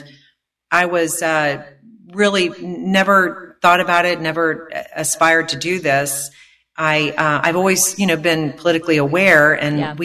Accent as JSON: {"language": "English", "town": "Jacksonville", "region": "Florida", "country": "United States", "also_born_or_lived": "Charlottesville, Virginia", "moved": "as an adult", "lives_now": "Virginia Beach, United States", "said": "I'm from Florida, Jacksonville, Florida"}